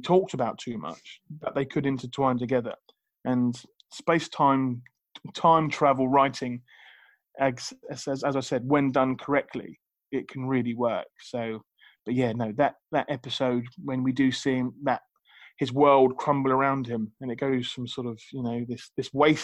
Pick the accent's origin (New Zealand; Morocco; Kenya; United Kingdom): United Kingdom; I'm British